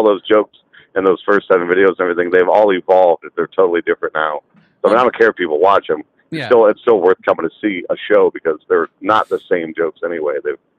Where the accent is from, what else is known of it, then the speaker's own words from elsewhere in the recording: Champion, Ohio, United States; Small town, Northeast Ohio. If you've ever heard of Youngstown, it's probably 25 miles north of Youngstown.